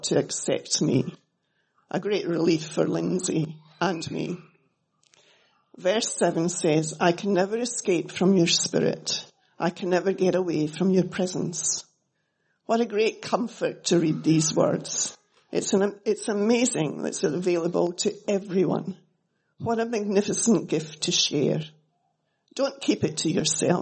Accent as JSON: {"language": "English", "region": "Scotland", "country": "United Kingdom", "tie": "born or raised there", "also_born_or_lived": "Melbourne, Australia", "moved": "as an adult", "lives_now": "Australia", "said": "I was brought up in Scotland, as you can hear"}